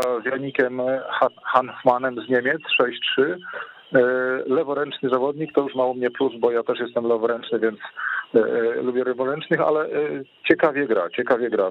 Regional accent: Szczecin, West Pomeranian Voivodeship, Poland; u nas w Szczecinie

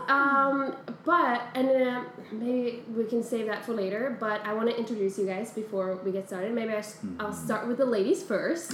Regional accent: Iceland; moved away as an adult; now in New York, United States; I'm from Iceland.

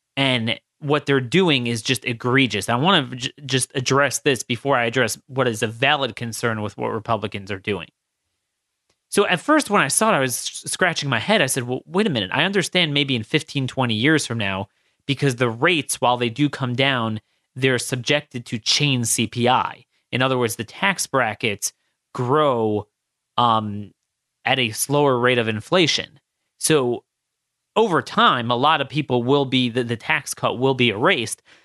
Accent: Maryland, United States; my home state of Maryland and Baltimore

